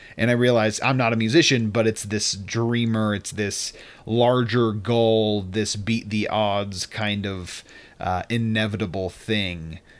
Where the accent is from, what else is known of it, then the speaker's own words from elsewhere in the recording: Utah, United States; So where I am, listeners, is that I am visiting my hometown and home state of Utah.